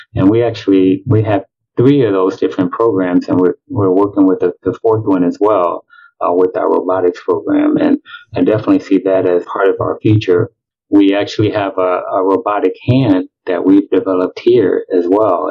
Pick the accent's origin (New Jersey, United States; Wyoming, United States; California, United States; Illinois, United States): Illinois, United States; Chicago; moved away as an adult; also born or lived in Milwaukee, Wisconsin; now in Tampa, United States; I'm originally from Chicago. I grew up there